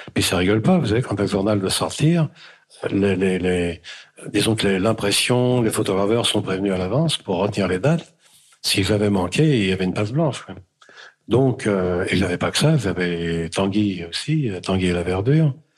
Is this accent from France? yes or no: yes; France; je suis né en France, bien sûr, mais mes parents sont arrivés en France en dix-neuf cent vingt-deux